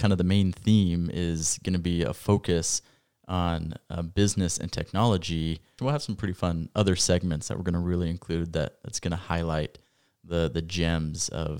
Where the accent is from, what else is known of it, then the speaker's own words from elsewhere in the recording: Rexburg, Idaho, United States; As I said earlier, I was born and raised right here in Rexburg, Idaho, which is actually where we're hosting the podcast.